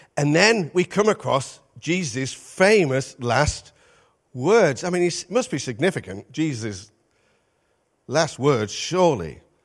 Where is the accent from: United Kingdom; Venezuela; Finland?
United Kingdom; Midlands; moved away; also born or lived in North East England; we're from the Midlands, but we spent thirty-six years in the Northeast.